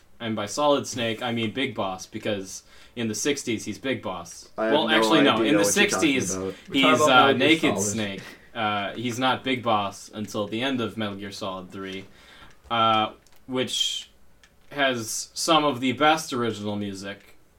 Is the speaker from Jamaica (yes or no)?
no; Canada; What do you think they're going to think when they find out we're from Canada?